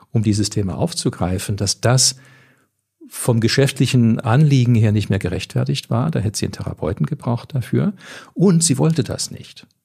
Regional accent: Canada; moved away; also ich komme ja aus Kanada

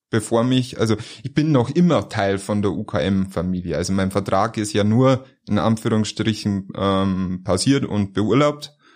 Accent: Bavaria, Germany; In Niederbayer. Und als Niederbayer macht man das, was Mama sagt.

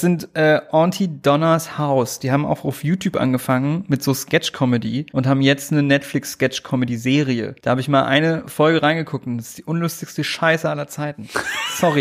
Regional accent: southern Lower Saxony, Germany; moved away; in meiner Hometown in Niedersachsen, Südniedersachsen

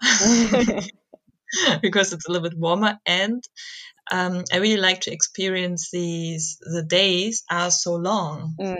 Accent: Germany; I'm German

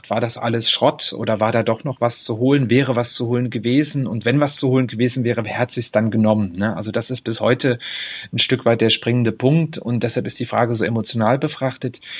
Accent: Hettstedt, Saxony-Anhalt, Germany; Also ich bin im Ostharz aufgewachsen, das sollte ich vielleicht dazu sagen. Ähm, also auf der östlichen Seite im Mansfelder Land. Das war eine Region, die sehr stark durch Bergbau, durch Industrie geprägt war

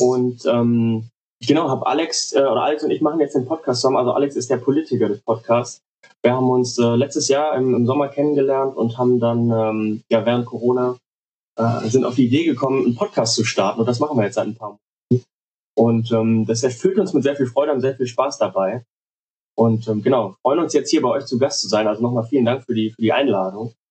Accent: Cologne, North Rhine-Westphalia, Germany; Ich bin aus, äh, aus Köln

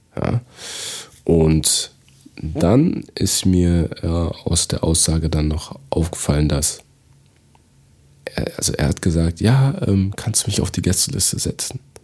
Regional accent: Togo; now in Germany; in meiner Heimat in Togo

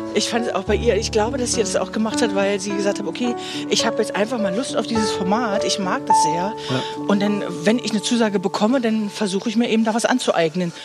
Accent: Stendal, Saxony-Anhalt, Germany; Du bist ja schließlich ein Stendeler Kind

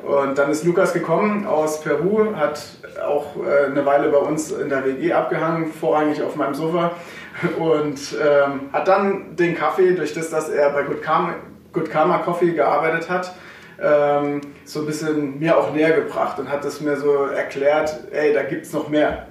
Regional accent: Sulz am Eck, Baden-Württemberg, Germany; also born or lived in Herrenberg / Karlsruhe; aufgewachsen in Sulz am Eck, richtig. Äh, da bin ich groß geworden

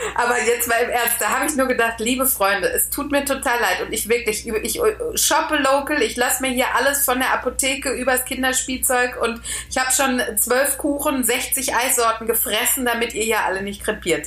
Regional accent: Austria; ich bin Österreicherin.

